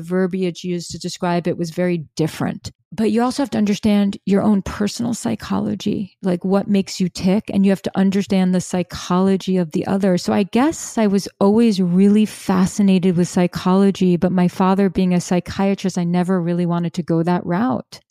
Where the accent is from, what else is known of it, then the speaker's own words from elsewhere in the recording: New York City, New York, United States; I'm from New York City, I was living in Brooklyn